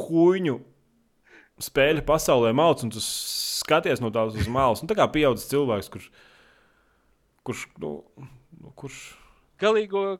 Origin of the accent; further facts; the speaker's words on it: Selonia, Latvia; Es no Latvijas kaut kāds no, nezinu, no. Es esmu no sēlijas.